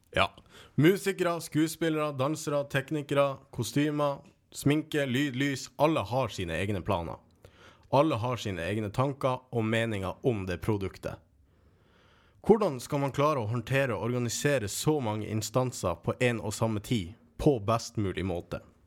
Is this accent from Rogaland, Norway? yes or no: no; Kåfjord, Troms, Norway; moved away; jeg har vært en tur nordpå, hjemme i Kåfjord i Troms. Nord-Troms.